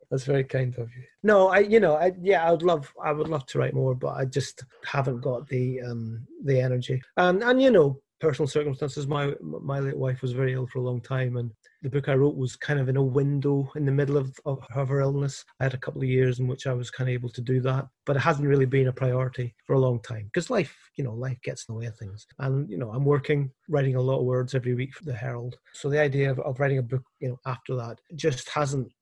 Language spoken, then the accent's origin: English; Northern Ireland, United Kingdom; also born or lived in Scotland; now in Glasgow, United Kingdom; I, I grew up in Northern Ireland